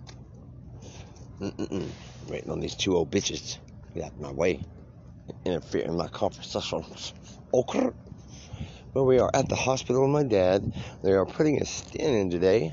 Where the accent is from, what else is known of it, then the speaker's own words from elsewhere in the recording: Marlow, Oklahoma, United States; moved away; also born or lived in Colorado; I came from Marlow, Oklahoma, where you could do that and lived across the street from your third grade teacher